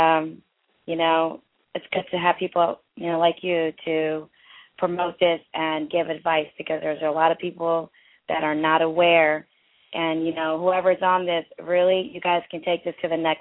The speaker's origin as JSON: {"language": "English", "country": "India", "said": "I'm from India."}